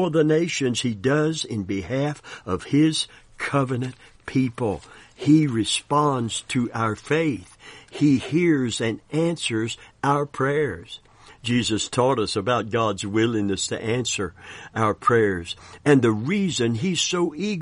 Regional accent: Kentucky, United States; we're from Kentucky

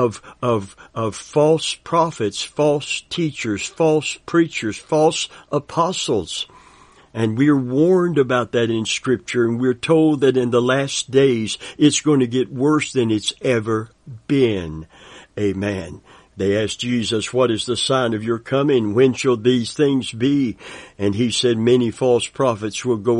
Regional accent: Kentucky, United States; I'm from Kentucky, and I've heard that term many times growing up in a Christian family

